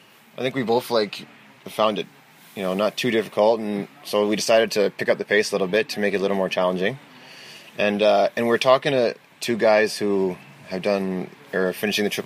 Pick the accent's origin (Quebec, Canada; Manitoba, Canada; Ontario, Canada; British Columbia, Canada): Ontario, Canada; Ottawa; From Ottawa, Ontario, Canada.